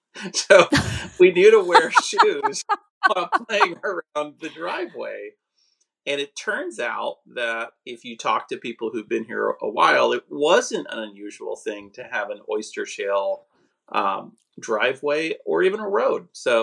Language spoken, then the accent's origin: English; Houston, Texas, United States; here in Houston. I grew up in the Alden area in an old farmhouse that was built in the 30s on a pecan orchard.